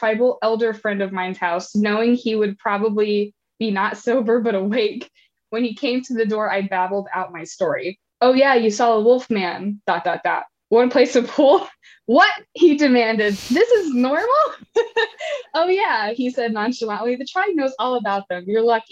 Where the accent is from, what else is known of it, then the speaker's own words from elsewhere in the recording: Kentuckiana, United States; now in West Coast, United States; I grew up in Kentuckiana and heard stories by campfire growing up